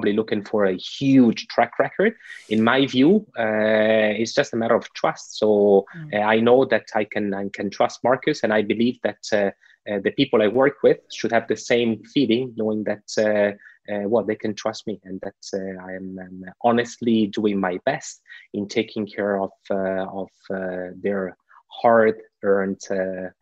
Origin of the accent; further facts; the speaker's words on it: Italy; now in Switzerland; In Italy, my home country